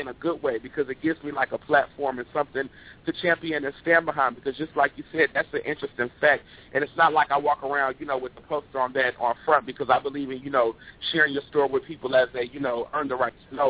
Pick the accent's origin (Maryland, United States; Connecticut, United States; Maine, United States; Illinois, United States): Illinois, United States; Chicago; I'm originally from Chicago